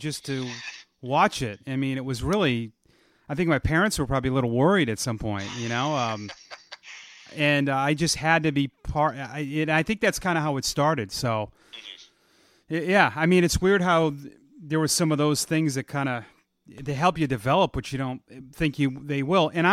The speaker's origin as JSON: {"language": "English", "region": "Massachusetts", "country": "United States", "tie": "born or raised there", "said": "growing up in Massachusetts"}